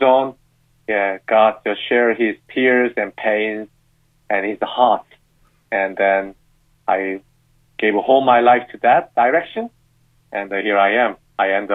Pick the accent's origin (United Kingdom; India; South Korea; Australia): South Korea; moved away; I'm from South Korea, and I'm married to a British lady